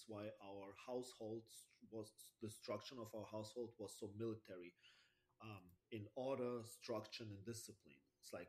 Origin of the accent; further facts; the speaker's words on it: Germany; English is a second language; also born or lived in Russia; I was born in Russia, and I was living there since I was 5. Then we moved all together back to Germany. And this is why I live in Germany since 30 years.